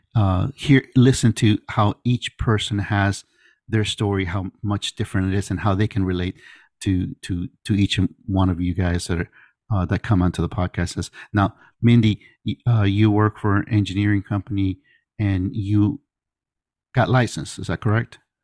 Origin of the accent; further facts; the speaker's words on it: Miami, Florida, United States; moved away as an adult; now in Pensacola, United States; I went back to Miami, 'cause I'm from Miami